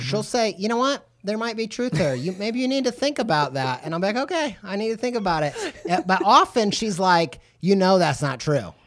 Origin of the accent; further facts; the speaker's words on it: Southern Indiana, United States; moved away as an adult; also born or lived in England; I was raised in Southern Indiana